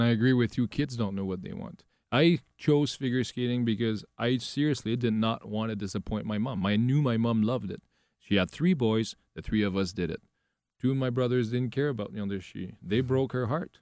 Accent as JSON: {"language": "English", "region": "Quebec", "country": "Canada", "second_language": "English", "said": "I am from a very, very small area"}